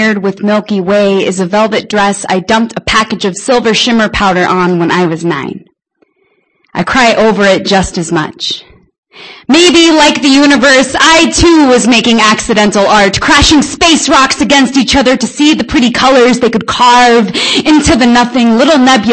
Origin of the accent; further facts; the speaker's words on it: Spokane, Washington, United States; I'm from Spokane. I run a little shindig called Broken Mic